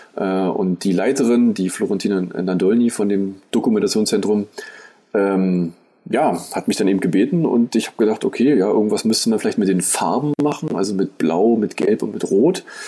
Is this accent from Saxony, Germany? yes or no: no; Eisenhüttenstadt, Brandenburg, Germany; moved away; Eisenhüttenstadt ist im Prinzip meine Heimat. Da aber sozusagen drei von den äh, Wohnorten, in denen ich eben gewohnt hatte, ähm, abgerissen wurden